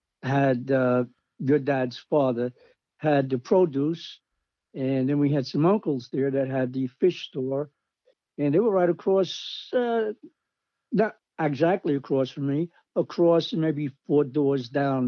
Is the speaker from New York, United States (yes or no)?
yes; Brooklyn, New York, United States; I'm from Brooklyn, and you said my last name, so I have to – actually, I'm finching right now.